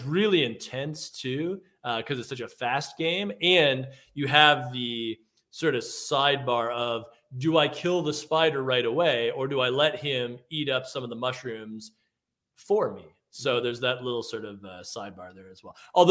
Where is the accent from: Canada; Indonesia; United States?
Canada; Mississauga, Ontario; I grew up in Mississauga